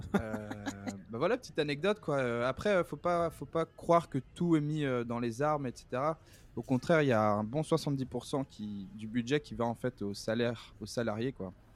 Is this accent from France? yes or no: no; Brussels, Brussels-Capital Region, Belgium; moved away as an adult; now in New York, United States; je suis né à Bruxelles, en Belgique.